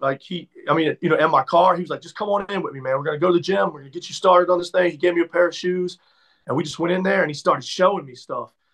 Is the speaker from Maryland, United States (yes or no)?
yes; Maryland, United States; moved away as an adult; also born or lived in Atlanta / Tampa; I'm from Maryland